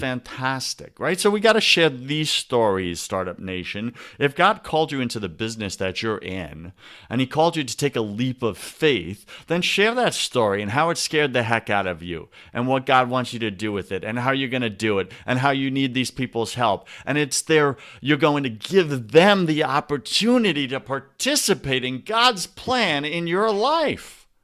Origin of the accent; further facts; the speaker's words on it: New England, United States; we're from the New England